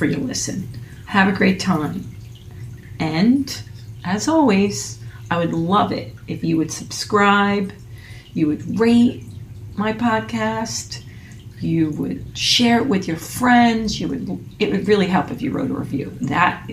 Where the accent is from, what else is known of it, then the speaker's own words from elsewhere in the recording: Phillipsburg, New Jersey, United States; moved away; in Phillipsburg, New Jersey.